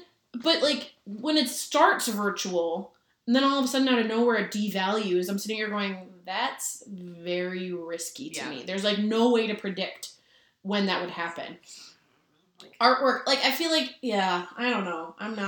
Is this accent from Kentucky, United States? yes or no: no; Minnesota, United States; I'm from Minnesota and I'm wearing a Minnesota hoodie.